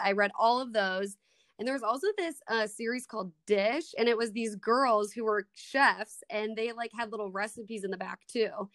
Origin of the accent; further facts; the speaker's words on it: Minnesota, United States; accent: Midwest; moved away as an adult; now in Kansas, United States; I grew up in Minnesota